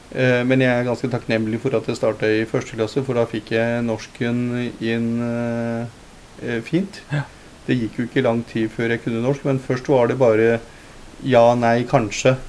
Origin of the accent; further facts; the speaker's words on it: Lier, Buskerud, Norway; also born or lived in Punjab, India; etter hvert som jeg gikk på skolen og, øh, ungdomsskole og sånt, og hadde bodd her lenge